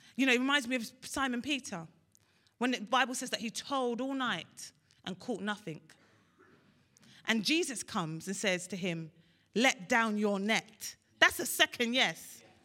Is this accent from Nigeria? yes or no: yes; Nigeria; I'm Nigerian, Ashobi, we wear thick clothes.